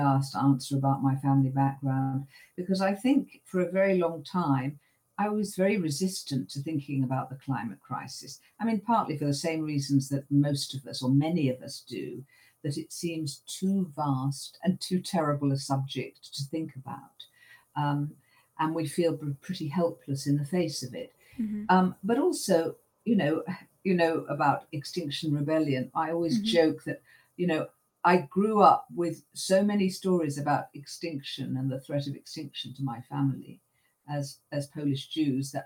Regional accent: London, United Kingdom; I grew up in North London, so I've probably only moved a few miles since I was born

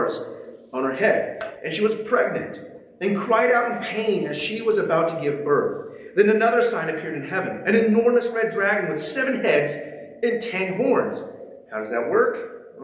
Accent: Ventura, California, United States; moved away as an adult; now in Pacific Northwest, United States; we're from Ventura, so we live 30 minutes from the beach

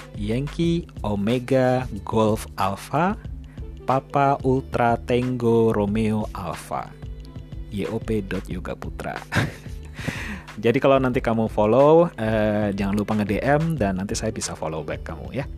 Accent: Yogyakarta, Special Region of Yogyakarta, Indonesia; moved away as an adult; also born or lived in Ambon, Maluku / Scotland; saya lahir di Yogyakarta

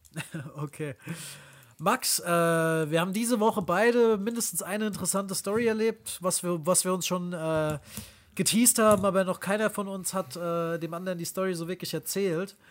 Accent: near Frankfurt, Hesse, Germany; moved away; Wir kommen ja aus der Nähe von Frankfurt ursprünglich

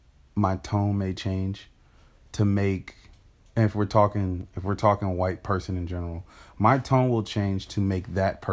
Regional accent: Fayetteville, North Carolina, United States; how I've learned to talk to white people over the years growing up in Fayetteville, North Carolina.

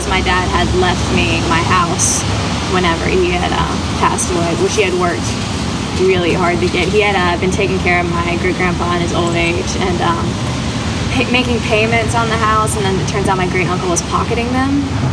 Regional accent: Shelby, North Carolina, United States; I am from Shelby, North Carolina.

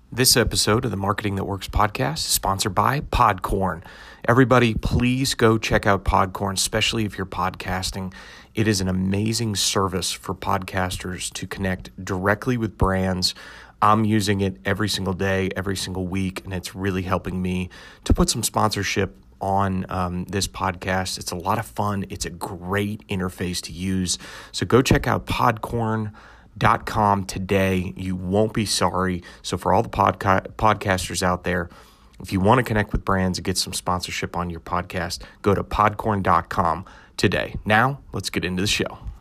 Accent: Massachusetts, United States; I'm from New England. I'm from Massachusetts

